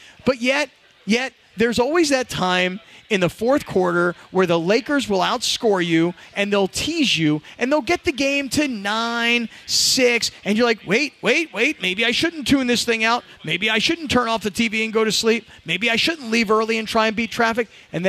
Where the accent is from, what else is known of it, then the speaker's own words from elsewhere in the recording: East Coast, United States; now in Los Angeles, United States; Back east.